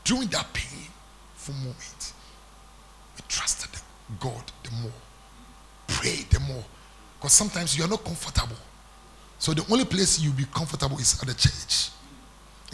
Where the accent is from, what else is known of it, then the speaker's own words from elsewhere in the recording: Ghana; moved away as an adult; also born or lived in Accra, Ghana; When I came to Accra, I moved from my hometown. I came on down to Accra